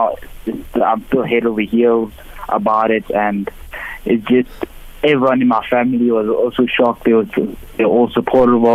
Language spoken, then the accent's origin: English; South Africa; I'm a South African racer